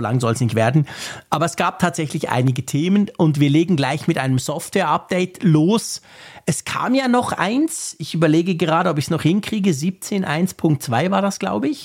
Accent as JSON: {"language": "German", "country": "Switzerland", "said": "als Schweizer"}